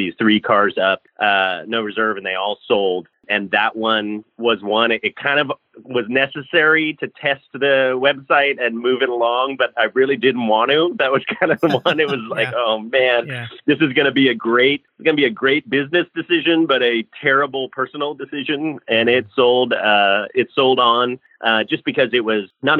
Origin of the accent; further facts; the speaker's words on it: Bay Area, Northern California, United States; I grew up in the Bay Area in Northern California